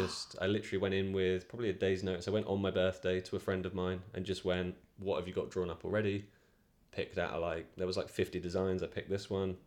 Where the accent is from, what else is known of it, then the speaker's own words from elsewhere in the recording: Reading, South East England, United Kingdom; I'm from Reading in Berkshire. So that's like the south of England.